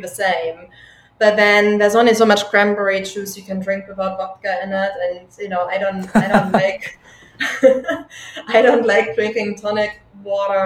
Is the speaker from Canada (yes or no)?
no; Germany; now in United Kingdom; I'm from Germany